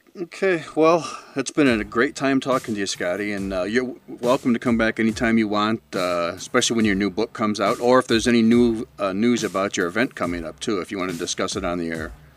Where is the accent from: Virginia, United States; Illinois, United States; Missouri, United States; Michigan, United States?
Illinois, United States; Chicago; I'm from the Chicago area, born and raised out here.